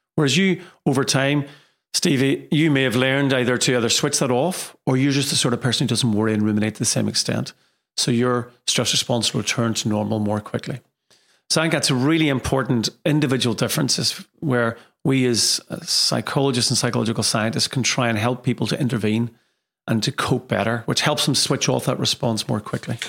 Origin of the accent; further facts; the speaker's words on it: Derry, Northern Ireland, United Kingdom; moved away as an adult; also born or lived in Liverpool / Manchester; now in Leeds, United Kingdom; I hail from Derry, um, in Ireland, and So I've been in England now for many, many years.